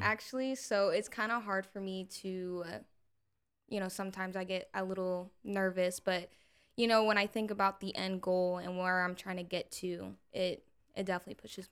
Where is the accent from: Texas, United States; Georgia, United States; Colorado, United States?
Texas, United States; Salado; moved away as an adult; now in Austin, United States; I moved far from my hometown um, I'm from Salado, Texas originally.